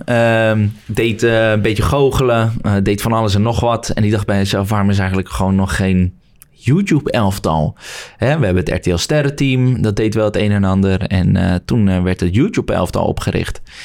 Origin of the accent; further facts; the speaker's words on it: Woerden, Utrecht, Netherlands; vanuit de stad Woerden waar ik vandaan kom